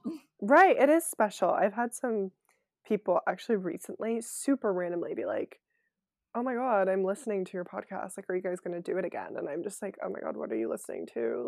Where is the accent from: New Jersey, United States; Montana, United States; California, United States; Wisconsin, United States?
California, United States; Bay Area; also born or lived in French Alps / Cleveland / New York; I grew up in the Bay Area